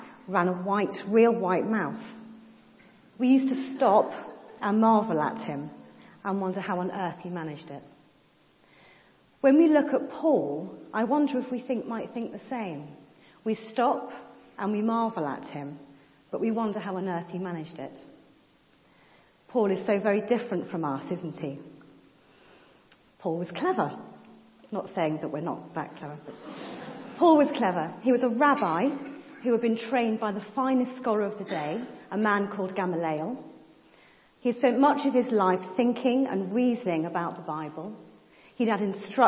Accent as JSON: {"language": "English", "town": "Cambridge", "region": "East of England", "country": "United Kingdom", "tie": "born or raised there", "said": "When I was growing up in Cambridge"}